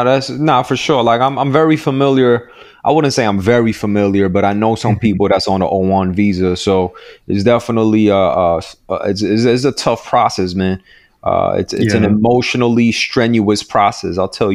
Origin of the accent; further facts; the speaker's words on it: New York, United States; Like, and I'm from New York. Like, you know, I live in I always grew up around Asian people.